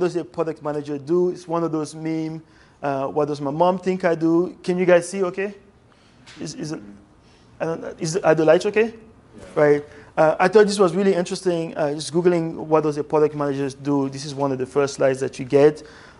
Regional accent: Algeria; born there; I was born in West Africa in a country called Algeria.

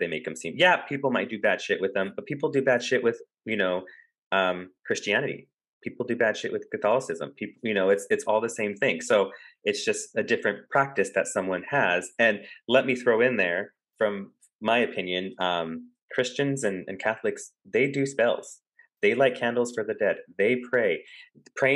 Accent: United States; me growing up in America, you know, I'm very Americanized

